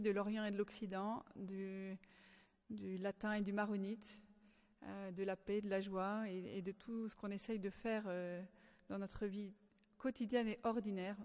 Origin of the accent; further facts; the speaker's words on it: France; Je suis française